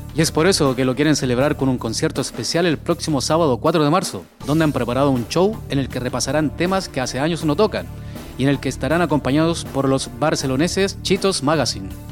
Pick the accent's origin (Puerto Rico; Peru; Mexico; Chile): Chile; now in Spain; mi país, Chile